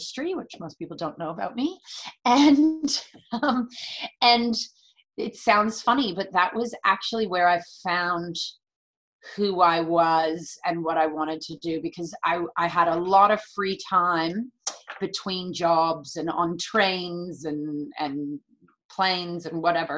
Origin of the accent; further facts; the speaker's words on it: San Francisco, California, United States; moved away; also born or lived in San Diego; I'm born and raised in the San Francisco area